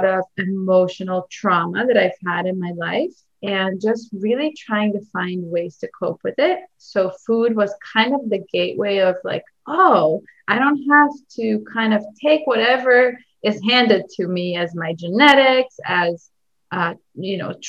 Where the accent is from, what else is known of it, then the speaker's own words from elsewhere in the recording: Israel; moved away; I come from Israel